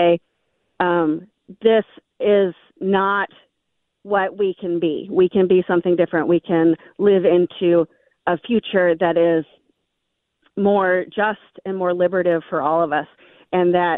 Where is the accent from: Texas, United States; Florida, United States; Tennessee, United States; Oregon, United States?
Tennessee, United States; Memphis; now in Minnesota, United States; I grew up in Memphis, Tennessee